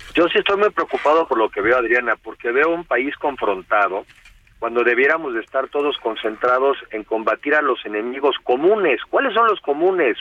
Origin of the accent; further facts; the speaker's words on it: Mexico; como mexicanos